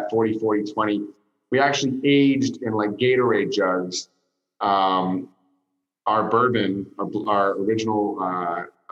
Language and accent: English; San Francisco, California, United States; now in Los Angeles, United States; I was born in San Francisco. I live in Los Angeles